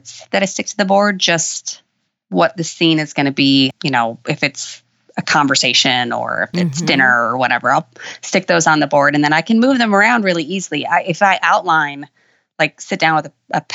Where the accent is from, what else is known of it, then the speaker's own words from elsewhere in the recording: Chicago, Illinois, United States; now in Western Kentucky, United States; I'm originally from Chicago